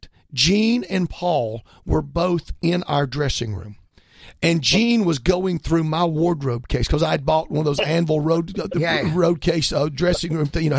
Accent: just down the road from Atlanta, Georgia, United States; I'm from just down the road to Atlanta.

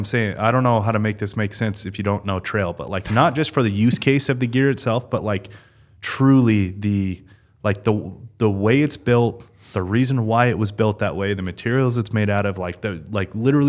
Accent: Nevada, United States; I've hunted that quite a bit growing up in Nevada.

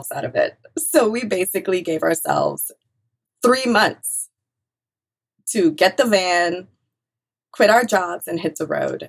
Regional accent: Trinidad & Tobago; also born or lived in New Orleans; now in United States; I grew up in a small fishing village in a rainforest on the island of Trinidad, right, on the southeastern coast of the island

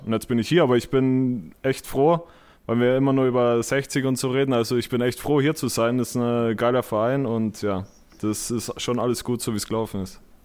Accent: home village near Munich, Bavaria, Germany; moved away as an adult; now in Essen, Germany; meinem Heimatdorf

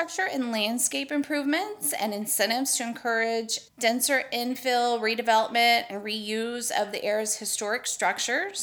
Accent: Texas, United States; We're just from Texas

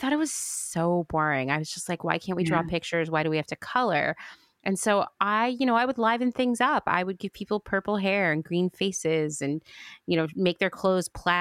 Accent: Central Pennsylvania, United States; where I grew up in Central PA

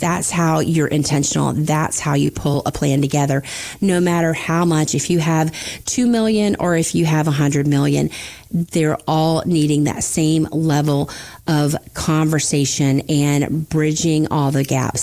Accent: the Panhandle of Florida, United States; also born or lived in Tampa Bay area, Florida; I grew up in the Panhandle of Florida with the world's most beautiful beaches

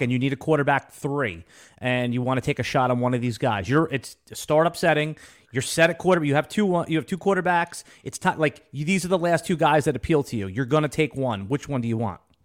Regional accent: Jacksonville, Florida, United States; Jacksonville, my hometown

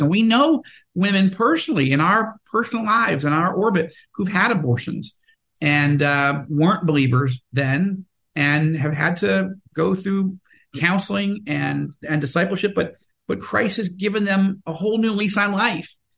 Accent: United States; also born or lived in Washington; now in Israel; as American evangelicals

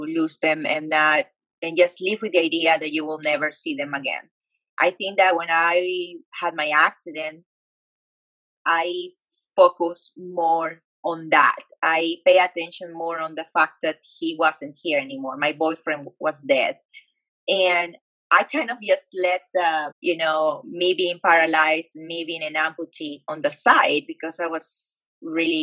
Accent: Peru; moved away as an adult; now in Dallas, United States; I grew up in Peru and I moved to the States when I was 19 years old

